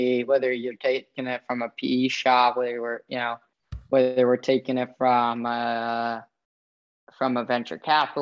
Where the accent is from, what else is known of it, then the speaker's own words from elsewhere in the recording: San Francisco, California, United States; I grew up in San Francisco